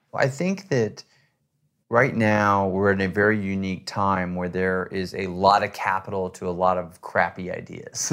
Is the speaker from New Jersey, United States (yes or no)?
no; Texas, United States; I grew up in Texas hunting